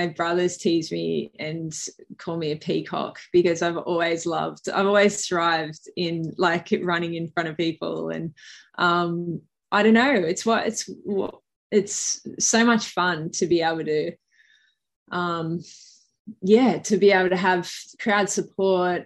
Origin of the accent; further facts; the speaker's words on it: Australia; accent: Bogan; also born or lived in New York, United States; I'm definitely Australian. It's my Bogan voice, but I was born there and I spent the first sort of probably 12 months of my life there